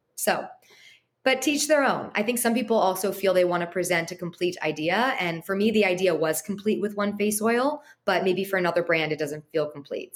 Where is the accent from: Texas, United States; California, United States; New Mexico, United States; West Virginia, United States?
California, United States; Los Angeles; growing up in Los Angeles and going to USC